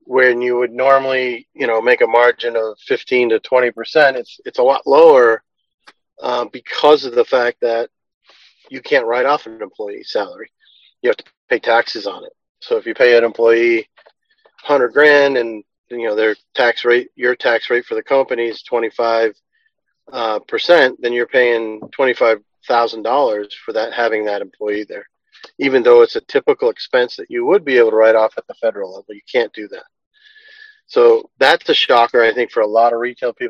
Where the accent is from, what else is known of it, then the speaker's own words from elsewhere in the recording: Massachusetts, United States; we're from Massachusetts, so we'd like to say Cannabar.